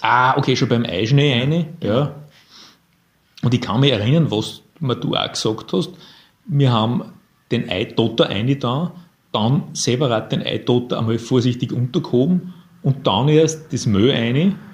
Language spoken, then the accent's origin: German; Linz, Upper Austria, Austria; ich bin auch ein Linzer